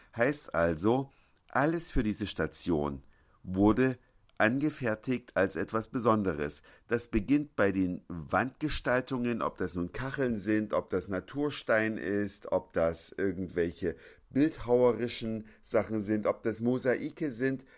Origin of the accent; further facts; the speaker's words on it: Germany; now in Hamburg, Germany; bei uns in Deutschland